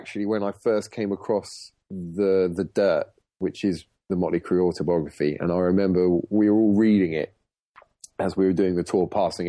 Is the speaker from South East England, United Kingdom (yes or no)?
yes; Portsmouth, South East England, United Kingdom; moved away as an adult; also born or lived in London; I was born in Portsmouth in the UK, which isn't a metropolis for the music business